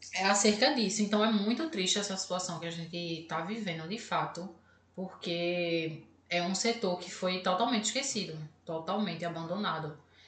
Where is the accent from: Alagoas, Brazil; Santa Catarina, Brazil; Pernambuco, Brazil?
Pernambuco, Brazil; Recife; a gente sabe aqui de Recife